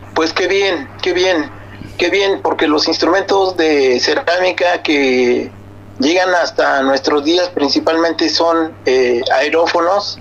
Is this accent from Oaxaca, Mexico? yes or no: yes; Oaxaca, Mexico; now in Mexico City, Mexico; la familia es de Oaxaca, nosotros somos de Oaxaca